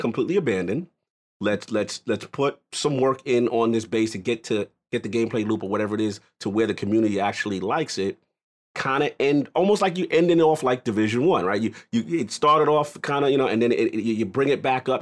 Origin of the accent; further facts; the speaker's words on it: New York City, New York, United States; I'm a New Yorker. That's just, you know, that's where I'm in, Bronx, New York